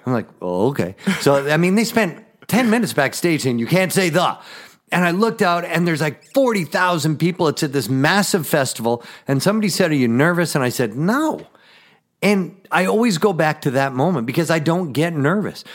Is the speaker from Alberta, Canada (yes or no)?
yes; Edmonton, Alberta, Canada; now in Twin Cities, United States; born and raised in Canada, Western Canada, Edmonton, Alberta, Canada.